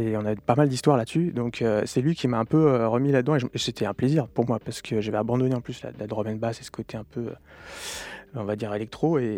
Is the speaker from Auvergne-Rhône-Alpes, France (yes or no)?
yes; Lyon, Auvergne-Rhône-Alpes, France; moi, je venais de Lyon, donc il y avait un peu aussi toute cette scène dub par Jarring Effect et compagnie à Lyon.